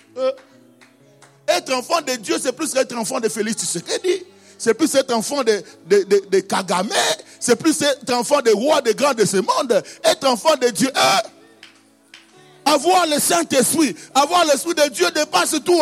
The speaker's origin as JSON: {"language": "French", "town": "Kisangani", "region": "Tshopo", "country": "DR Congo", "said": "Chez nous, à Kisangani"}